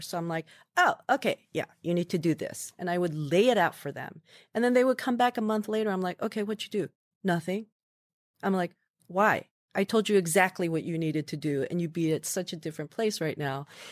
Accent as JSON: {"language": "English", "region": "Midwest", "country": "United States", "tie": "born or raised there", "also_born_or_lived": "New York", "moved": "as an adult", "said": "I was growing up in the Midwest."}